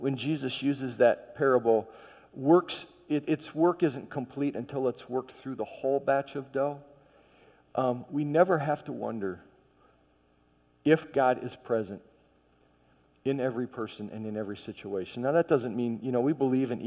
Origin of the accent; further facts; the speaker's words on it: Michigan, United States; I grew up in Michigan